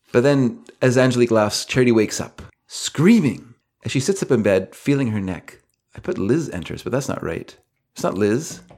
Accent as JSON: {"language": "English", "country": "Canada", "said": "I'm Canadian"}